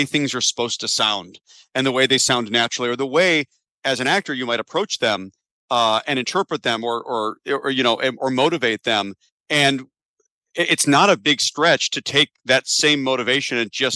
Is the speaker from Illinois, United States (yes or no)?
yes; Chicago, Illinois, United States; I'm from Chicago, and I stayed here. Went to school at Northwestern